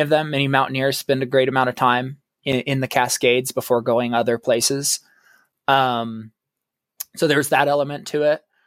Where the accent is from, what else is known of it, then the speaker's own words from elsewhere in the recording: Oregon, United States; I grew up, I was born and raised in Oregon